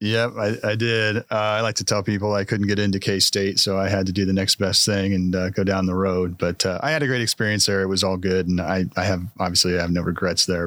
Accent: Marysville, Kansas, United States; moved away as an adult; also born or lived in Lawrence, Kansas; now in Manhattan, Kansas, United States; I'm originally from Marysville, so not too far from here

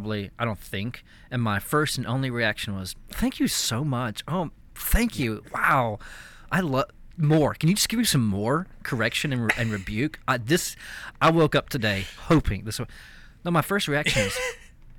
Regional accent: East Texas, United States; I grew up in East Texas

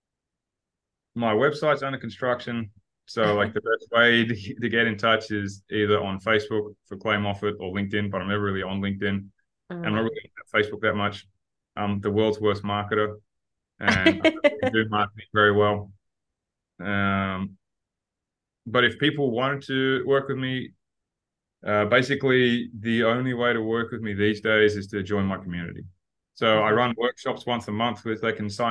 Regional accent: Perth, Western Australia, Australia; now in Phuket, Thailand; we're both from Perth.

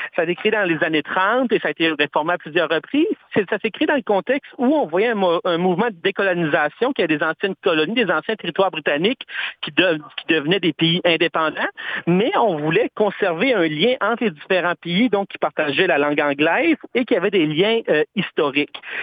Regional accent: Canada; chez nous au Canada

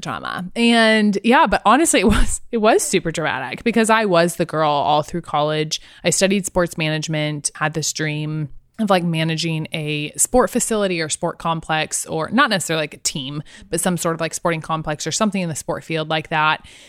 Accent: Liberty, Missouri, United States; now in Columbia, Missouri, United States; I'm from Kansas City, even in high school. So I went to Liberty High School, which is like a suburb of Kansas City

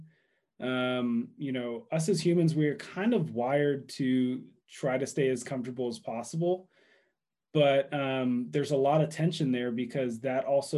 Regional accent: Dallas, Texas, United States; I grew up in Dallas.

